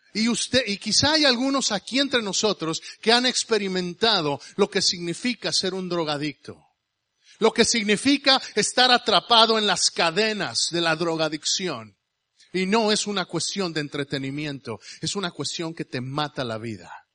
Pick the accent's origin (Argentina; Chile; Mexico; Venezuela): Mexico; now in United States; yo soy mexicano. Yo soy americano también porque me hice americano por esa gringa que está ahí atrás